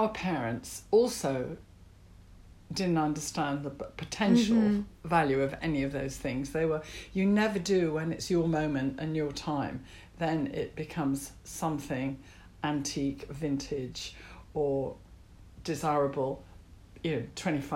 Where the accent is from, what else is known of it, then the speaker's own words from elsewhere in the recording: Yorkshire and the Humber, United Kingdom; Yorkshire. Yorkshire? Yeah, in the north of England.